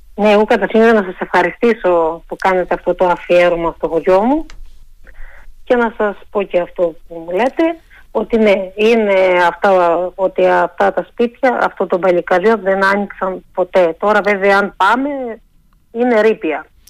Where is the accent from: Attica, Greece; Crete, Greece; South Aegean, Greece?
Crete, Greece; Avdelas; μεγάλωσα στη Μεσοχωριά ε, του χωριού